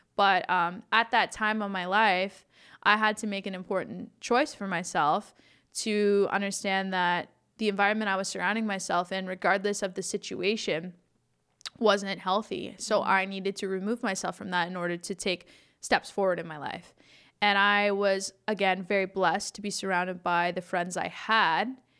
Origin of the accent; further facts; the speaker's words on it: Listowel, Ontario, Canada; also born or lived in Arthur, Ontario / Palmerston, Ontario; now in Toronto, Canada; I grew up in Listowel